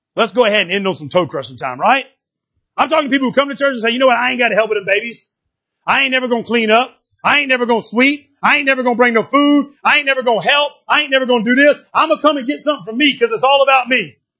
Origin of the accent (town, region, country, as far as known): United States